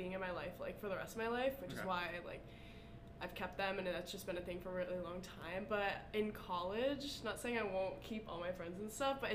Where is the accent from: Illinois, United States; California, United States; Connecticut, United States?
Connecticut, United States; I'm a marketing major and I'm from Connecticut.